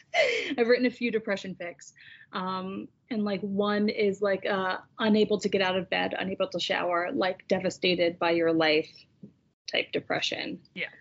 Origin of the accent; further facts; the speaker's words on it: United States; we are both American